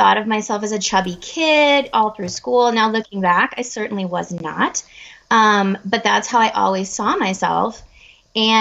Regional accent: Colorado, United States; I'm from Colorado in the United States

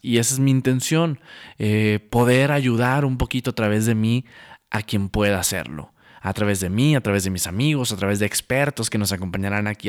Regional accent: Santiago, Nuevo León, Mexico; moved away as an adult; also born or lived in Monterrey, Nuevo León; now in Mexico City, Mexico; nací en la ciudad de Monterrey, Nuevo León, viví en un pueblo hermoso, un pueblo mágico llamado Santiago, Nuevo León, toda mi vida hasta los 19 años

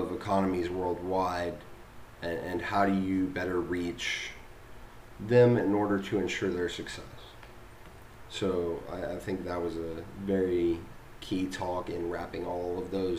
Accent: United States; as an American

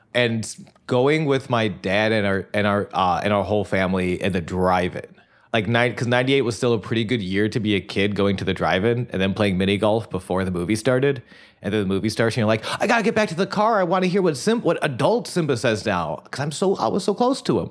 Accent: Buffalo, New York, United States; grew up in Buffalo

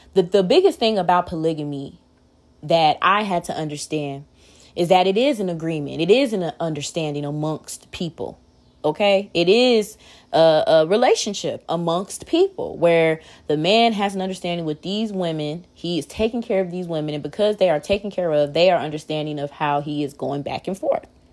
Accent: Waukegan, Illinois, United States; I'm from Waukegan, Illinois, uh, Lake County.

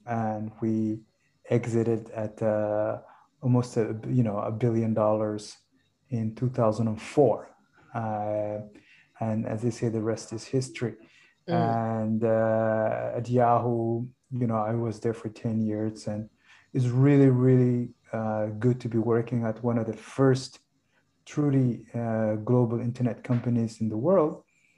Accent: Somalia; So I'm from Somalia, but I studied abroad for most of my life. And I come from a family of business and entrepreneurs in Somalia.

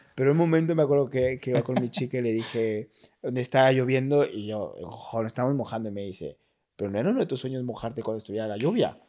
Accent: Mexico; moved away as an adult; also born or lived in United States; now in Madrid, Spain; soy de México

